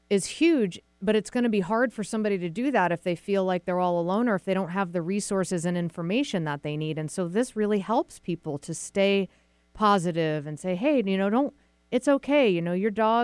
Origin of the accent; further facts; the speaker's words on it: Massachusetts, United States; moved away; also born or lived in Vermont; I'm from Massachusetts originally and went to school in Vermont.